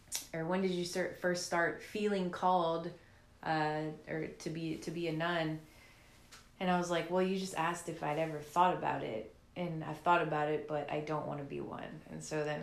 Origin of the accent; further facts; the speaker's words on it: New Orleans, Louisiana, United States; also born or lived in Slidell, Louisiana / Lafayette, Louisiana; So I grew up in New Orleans most of my life since I was five. My family moved to New Orleans when I was five from Slidell.